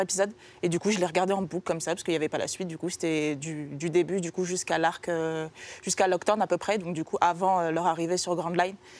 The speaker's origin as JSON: {"language": "French", "country": "France", "said": "chez nous en France"}